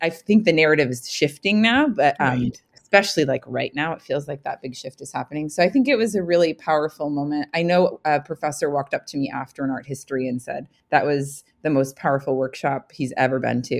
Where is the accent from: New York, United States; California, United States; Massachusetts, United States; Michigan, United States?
New York, United States; moved away; I'm from New York originally.